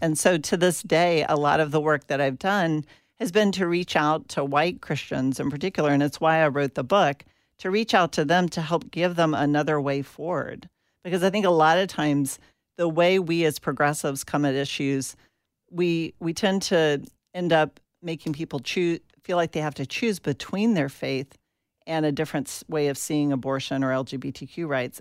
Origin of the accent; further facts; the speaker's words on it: Atlanta, Georgia, United States; I grew up in Atlanta, Georgia